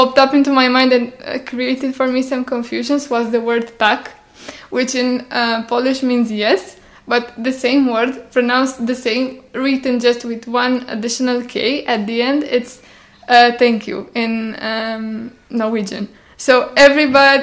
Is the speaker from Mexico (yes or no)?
no; Romania; first language Romanian; English is a second language; I'm from Romania, so my native language is Romanian.